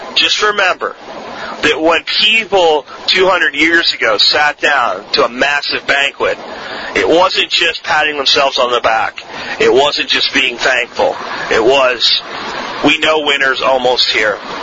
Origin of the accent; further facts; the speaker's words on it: Florida, United States; accent: Florida accent; also born or lived in Pennsylvania; when I was a child, very young child, I'm talking kindergarten, first, second grade, and I moved from Pennsylvania to Florida with my family